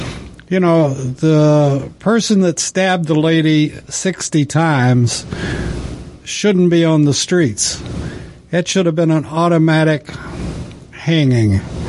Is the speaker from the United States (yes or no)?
yes; the West, United States; I grew up in the West and knew a lot of cowboys and considered myself one for a while.